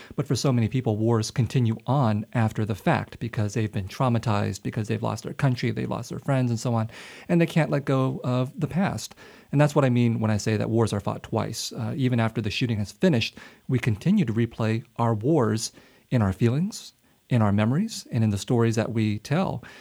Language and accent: English; United States; also born or lived in Vietnam; I came when I was four years old